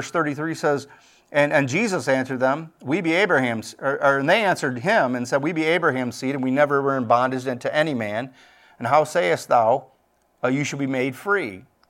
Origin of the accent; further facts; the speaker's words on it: Michigan, United States; My buddy, I'm from Michigan, and him and his mom moved from West Kentucky up here to Michigan